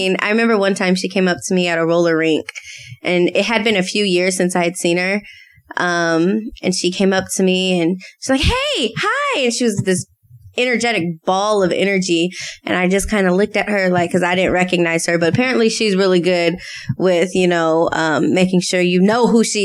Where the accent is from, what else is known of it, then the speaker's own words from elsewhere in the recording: Arizona, United States; I am born and raised in Arizona, which is very rare